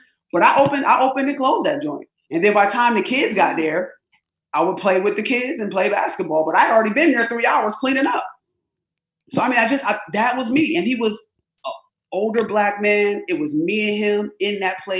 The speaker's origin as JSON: {"language": "English", "town": "Rochester", "region": "New York", "country": "United States", "tie": "born or raised there", "said": "I was born and raised in upstate New York. I'm an upstate New Yorker, Rochester, New York."}